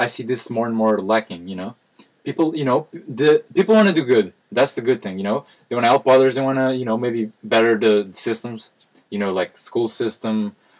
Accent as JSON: {"language": "English", "country": "Portugal", "said": "we're from Portugal."}